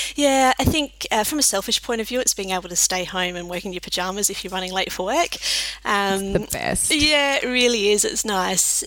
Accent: Adelaide, South Australia, Australia; also born or lived in Cook, South Australia / Reid, Western Australia / country Victoria; from Adelaide and still live here

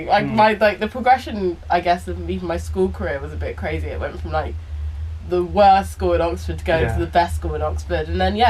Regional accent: Belize; when I started going to Chowow and St. Gregory's, people from Black Belize would say that I changed my accent. They were like, you started to sound posh.

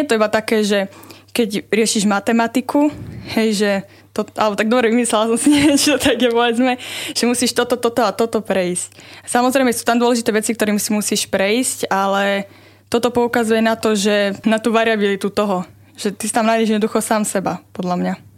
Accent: Levice, Nitra Region, Slovakia; moved away as an adult; now in Trnava, Slovakia; Pochádzam z Levíc

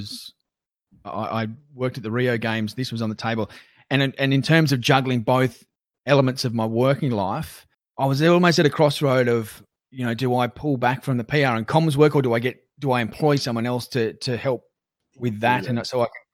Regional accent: Newcastle, New South Wales, Australia; I grew up in Jules, which is a suburb just north of Belmont in East Lake Macquarie

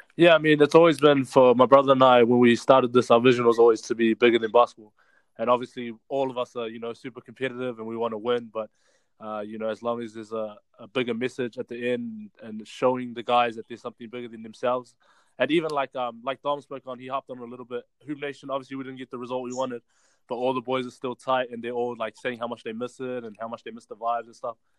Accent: Auckland, New Zealand; growing up in Glen Innes, it's like a real blue collar town

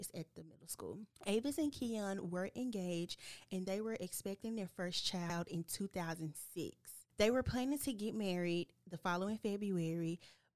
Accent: Mississippi, United States; my home state of Mississippi

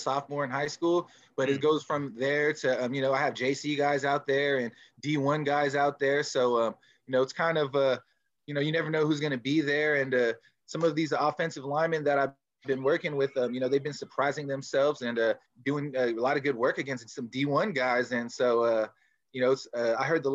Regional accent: San Jose, California, United States; also born or lived in Hayward; I'm originally from San Jose, Bay guy

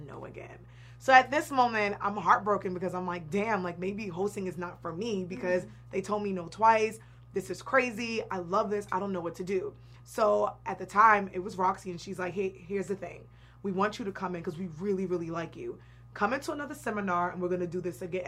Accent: Boston, Massachusetts, United States; also born or lived in New York / New York City; now in Los Angeles, United States; I'm from New York, but I grew up in Boston

